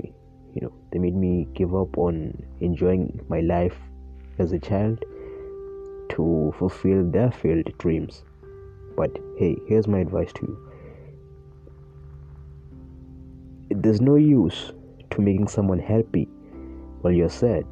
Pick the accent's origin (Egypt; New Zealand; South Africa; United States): South Africa; I was born in South Africa in a very middle-class family